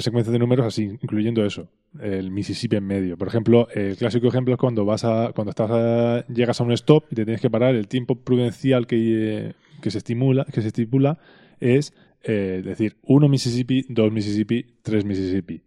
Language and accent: Spanish; Spain; accent: Spanish; also born or lived in Texas